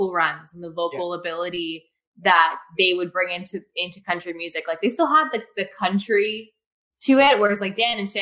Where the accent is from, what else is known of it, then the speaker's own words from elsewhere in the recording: Spiritwood, Saskatchewan, Canada; moved away as an adult; now in Nashville, United States; like our Spiritwood music festival, like my hometown's a music festival every year